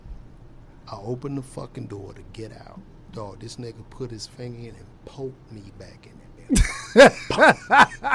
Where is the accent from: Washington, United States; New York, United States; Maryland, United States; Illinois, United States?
Illinois, United States; Chicago; I'm from Chicago